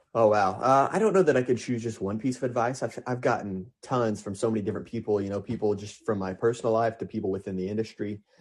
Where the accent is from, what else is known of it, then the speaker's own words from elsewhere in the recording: Lebanon, Missouri, United States; it was a great place to grow up, and I'm truly proud to be from Lebanon, Missouri